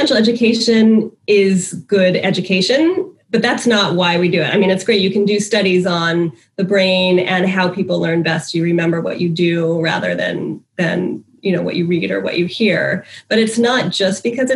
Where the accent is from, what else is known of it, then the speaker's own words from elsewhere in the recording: Silver Spring, Maryland, United States; I'm from Silver Spring, Maryland. I grew up here since I was five, and I was in Montgomery County Public Schools from kindergarten through ninth grade.